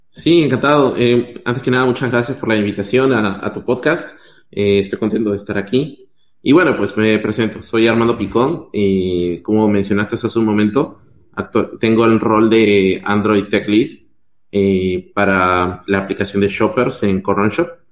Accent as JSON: {"language": "Spanish", "country": "Peru", "also_born_or_lived": "Mexico", "moved": "as an adult", "lives_now": "Chile", "said": "yo soy de Perú"}